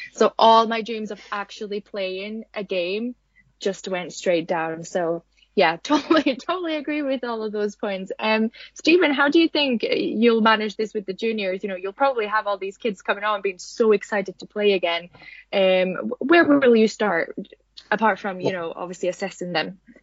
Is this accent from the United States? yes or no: no; Finland; I'm from Finland